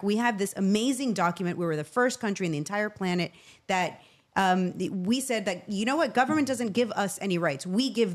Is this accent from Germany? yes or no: no; Venezuela; now in United States; I grew up in Venezuela